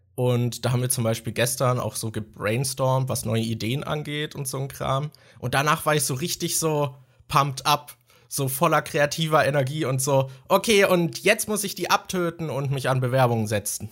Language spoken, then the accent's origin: German; Germany; als Deutscher